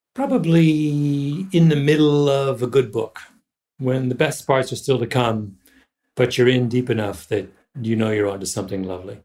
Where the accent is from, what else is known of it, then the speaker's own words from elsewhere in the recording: Canada; moved away; also born or lived in Jamaica; I grew up in Canada